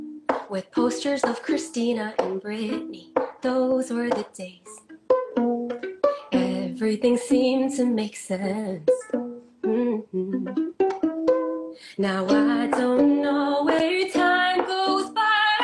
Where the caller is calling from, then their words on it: Fairfield, Connecticut, United States; also born or lived in Los Angeles; I'm currently in Fairfield, Connecticut.